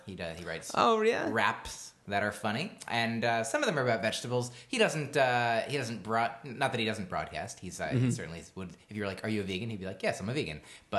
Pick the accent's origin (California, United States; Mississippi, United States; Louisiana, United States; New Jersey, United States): New Jersey, United States; moved away as an adult; also born or lived in Boston; I was born in New Jersey. I lived there.